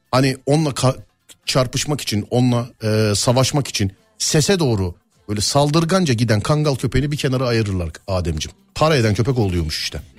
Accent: Sivas Province, Turkey; Sivaslı mısınız abi? Biz Sivaslıyız da.

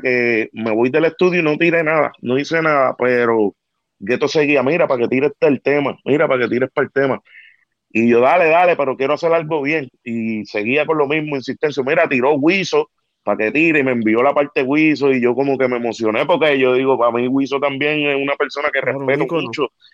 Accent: Ponce, Puerto Rico; Yo era como que un cantante local en mi pueblo, allá en Ponce. Yo soy del área sur de allá de Ponce

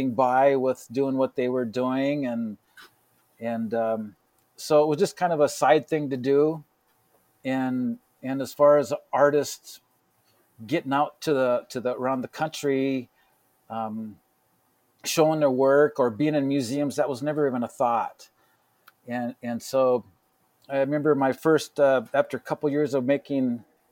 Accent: Rapid City, South Dakota, United States; also born or lived in Wall, South Dakota / Wyoming; I grew up in Rapid City till I was about 13 years old.

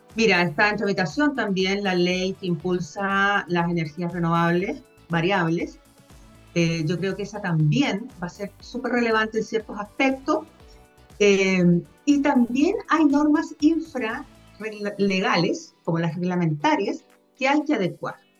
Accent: Viña del Mar, Valparaíso, Chile; moved away; also born or lived in Concepción; yo originalmente soy de Viña

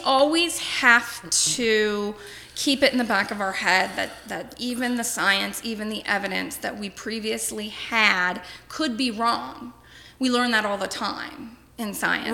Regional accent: Cincinnati, Ohio, United States; also born or lived in Las Vegas; I am originally from Cincinnati. I grew up in Anderson Township, born and raised in Anderson.

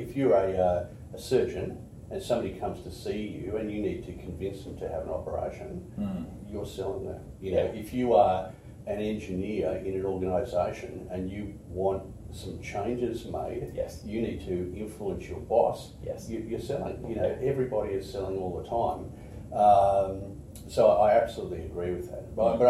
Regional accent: Canada; born there; As I said earlier, I was born in Canada, right?

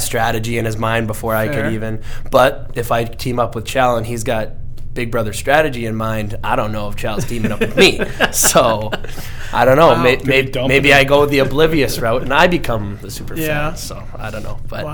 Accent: Canada; As a Canadian

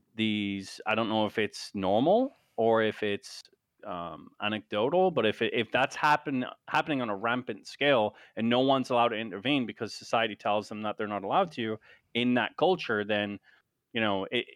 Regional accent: United Kingdom; So, for example, I'm British, right? So I'm a redcoat.

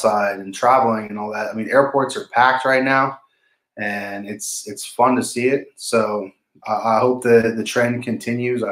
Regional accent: Bozeman, Montana, United States; moved away; also born or lived in Germany; born in Bozeman, Montana.

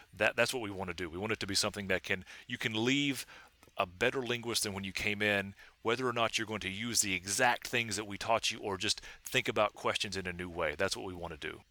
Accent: Hancock County, East Tennessee, United States; moved away; I say I'm from East Tennessee, but if I know that you know where East Tennessee is, I'll say I'm from Hancock County.

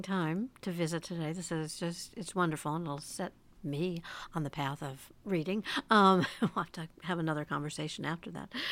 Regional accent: United States; as an American

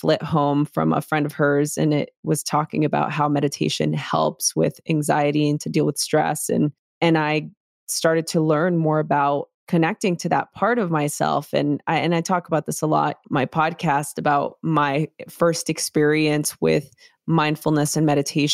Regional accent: Los Angeles, California, United States; I grew up in East LA during the LA riots in a very chaotic environment.

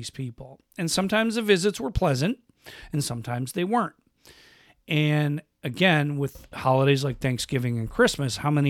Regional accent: Western New York, United States; I grew up in Western New York

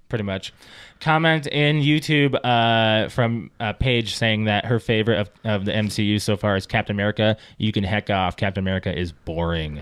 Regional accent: South Dakota, United States; moved away; I was in high school, the, uh, I lived in the middle of South Dakota

